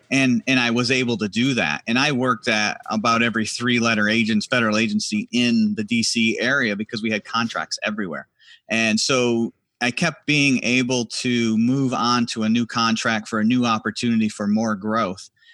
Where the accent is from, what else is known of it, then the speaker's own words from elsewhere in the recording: Harrisville, New York, United States; moved away as an adult; also born or lived in Washington, D.C.; I'm originally from a little town called Harrisville, New York